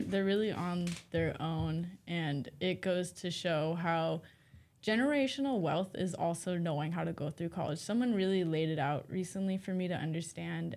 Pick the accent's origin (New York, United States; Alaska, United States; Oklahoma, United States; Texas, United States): Alaska, United States; Rampart; now in Fairbanks, United States; I was raised by my grandparents so that my mom could finish getting her education, and I was in Rampart, a small community